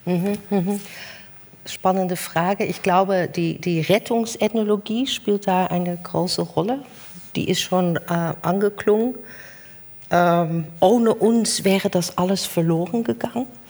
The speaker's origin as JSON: {"language": "German", "country": "Netherlands", "second_language": "German", "moved": "yes", "said": "bin ich als Holländerin"}